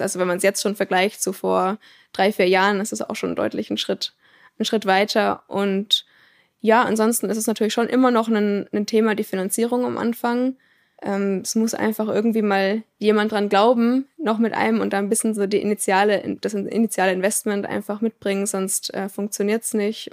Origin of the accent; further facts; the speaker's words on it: Würzburg, Bavaria, Germany; moved away as an adult; now in Aalen, Germany; aus dem Raum Würzburg, ganz grob